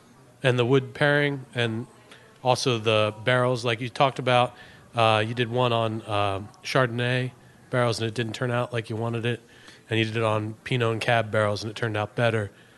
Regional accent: Philadelphia, Pennsylvania, United States

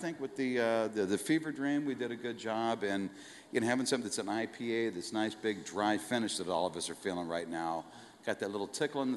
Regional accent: Colorado, United States; moved away; my parents are from Colorado. I grew up in Colorado

